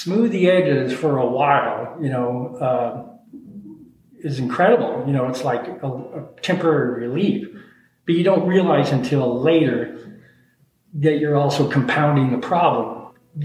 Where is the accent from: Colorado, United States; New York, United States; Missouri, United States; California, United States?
Colorado, United States; Denver; moved away as an adult; also born or lived in Miami Beach / Philadelphia / Aspen, Colorado; So I grew up in Denver